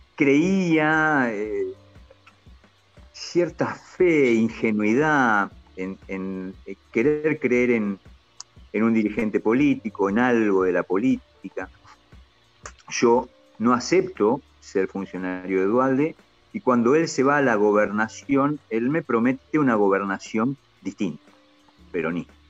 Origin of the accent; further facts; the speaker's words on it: Argentina; somos argentinos